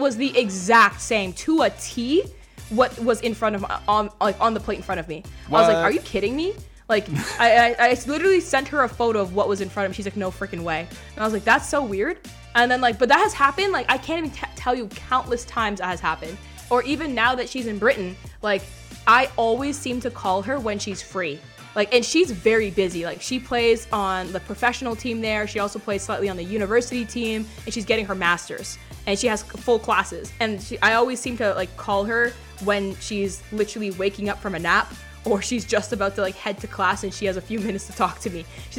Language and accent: English; Jamaica; we were not directly related, but we're both Jamaican, so there's that.